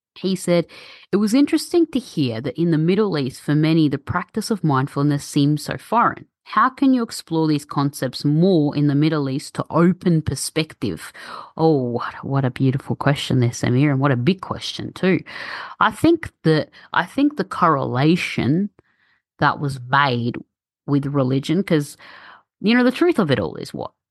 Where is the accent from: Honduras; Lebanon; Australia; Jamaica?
Australia; born and raised in Australia, but my parents are from Egypt and I speak Arabic